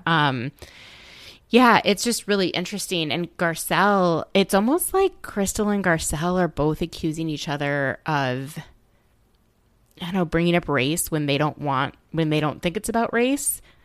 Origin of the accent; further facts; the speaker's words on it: Midwest, United States; also born or lived in Minnesota; now in Washington, D.C., United States; I grew up in the Midwest